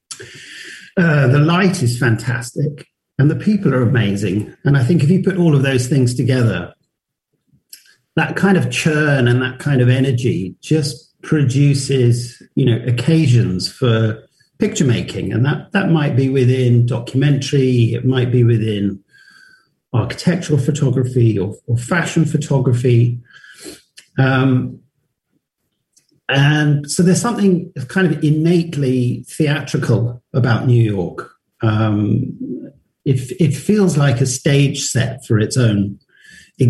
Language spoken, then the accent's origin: English; London, United Kingdom; I'm from London